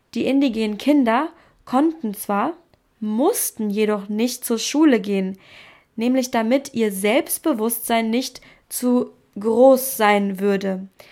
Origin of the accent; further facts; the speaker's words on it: Germany; als Deutsche